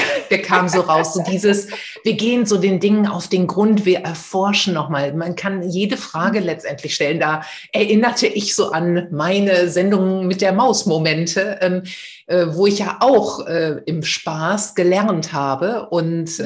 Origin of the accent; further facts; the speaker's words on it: the Ruhr area, North Rhine-Westphalia, Germany; now in Essen, Germany; Ich bin ja auch hier aus dem Pott